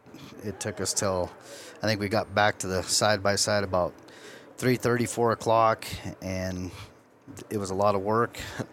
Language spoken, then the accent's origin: English; Lyman, Nebraska, United States; I'm from Lyman, Nebraska.